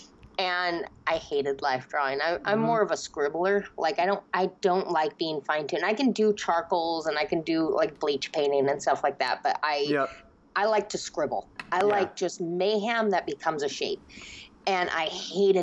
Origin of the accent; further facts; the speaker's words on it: Seattle, Washington, United States; I am raised in Seattle, Seattle to the bone. That's my hometown.